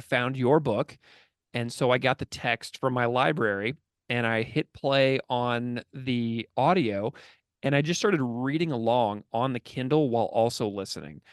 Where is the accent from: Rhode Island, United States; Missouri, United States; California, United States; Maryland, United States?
Missouri, United States; St. Louis; now in Buffalo, United States; I grew up in the suburbs of Saint Louis, Missouri